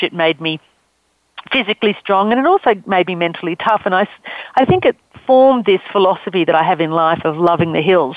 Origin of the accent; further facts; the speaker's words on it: Australia; accent: Australian; I'm Australian. You can tell from my accent.